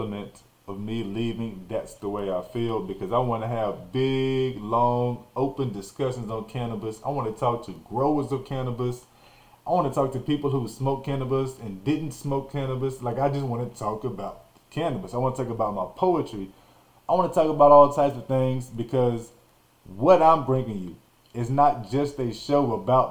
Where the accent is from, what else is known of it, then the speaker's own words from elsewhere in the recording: Nacogdoches, Texas, United States; also born or lived in Arkansas; I grew up in Nacogdoches, Texas